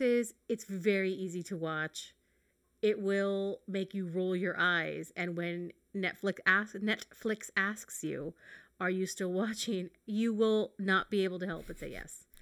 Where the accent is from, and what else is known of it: United States